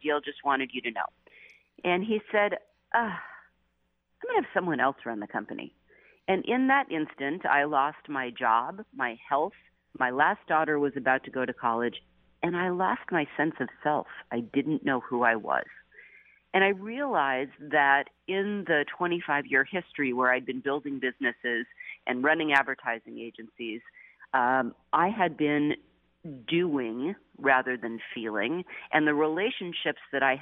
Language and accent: English; Seattle, Washington, United States; also born or lived in New Jersey / Wellesley College, Massachusetts; now in San Francisco, United States; I had grown up in Seattle